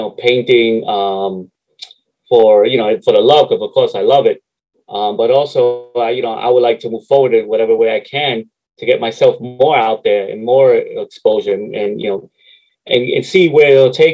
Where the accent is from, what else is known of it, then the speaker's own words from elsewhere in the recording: New York City, New York, United States; also born or lived in Harlem, New York / Queens, New York; I grew up in 174th and Southern Boulevard, mm-hmm. like right off Fairmont Avenue